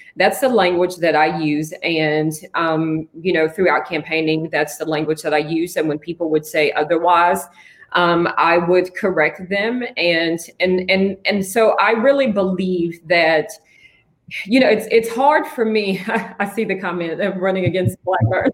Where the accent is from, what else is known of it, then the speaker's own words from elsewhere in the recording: Franklin, Tennessee, United States; now in Nashville, United States; I'm originally from Franklin, Tennessee